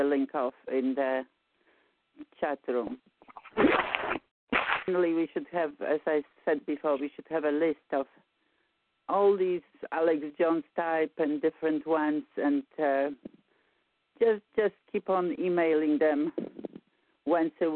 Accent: Poland; moved away; I'm from Poland.

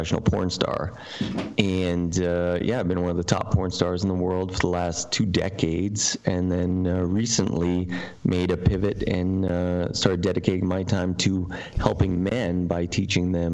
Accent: Canada; moved away; I'm originally from Canada, and I was attending massage therapy college

